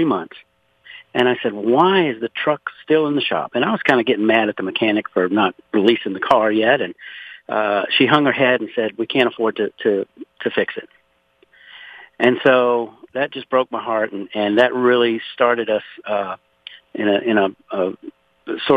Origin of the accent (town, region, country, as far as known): Pointe-à-la-Hache, Louisiana, United States; born or raised there; now in Conroe, United States